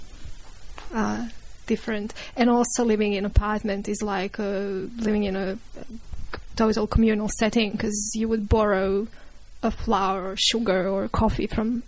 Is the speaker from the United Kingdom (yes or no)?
no; Croatia; moved away; I'm from Croatia, and we are raised in apartment blocks there